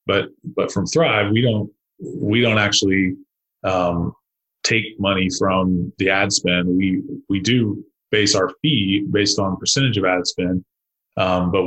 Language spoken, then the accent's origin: English; Arlington, Texas, United States; my hometown of Arlington, which is about 400,000 people